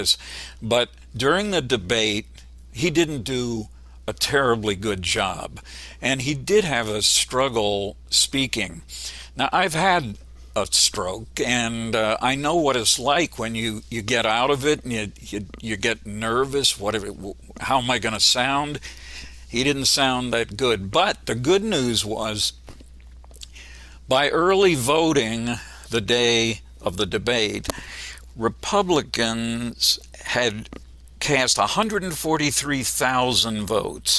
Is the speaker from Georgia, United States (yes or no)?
no; Pennsylvania, United States; I grew up in Pennsylvania, and it's a much more conservative state than most people realize